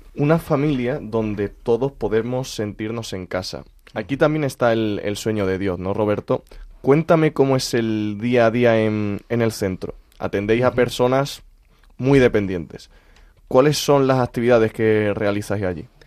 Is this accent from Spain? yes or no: yes; Úbeda, Andalusia, Spain; yo soy de Úbeda.